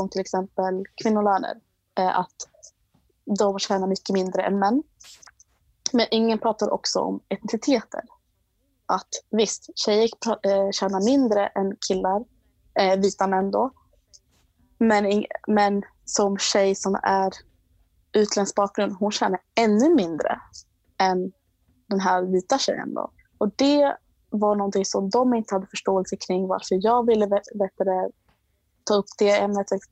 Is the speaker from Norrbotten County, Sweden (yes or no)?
no; Botkyrka, Stockholm County, Sweden; Jag är uppvuxen i Botkyrka